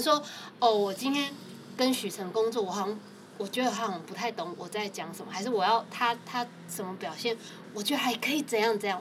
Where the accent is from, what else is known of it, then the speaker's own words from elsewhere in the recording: Taipei, Taiwan; 其实我们就是台北人嘛